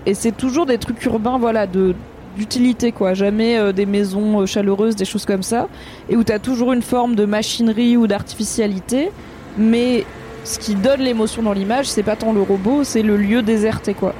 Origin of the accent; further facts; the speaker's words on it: Drôme, Auvergne-Rhône-Alpes, France; j'ai grandi dans la Drôme au sud de Lyon